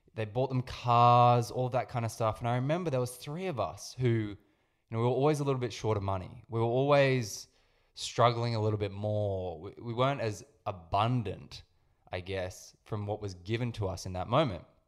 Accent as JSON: {"language": "English", "town": "Sydney", "region": "New South Wales", "country": "Australia", "tie": "born or raised there", "said": "I grew up in Sydney"}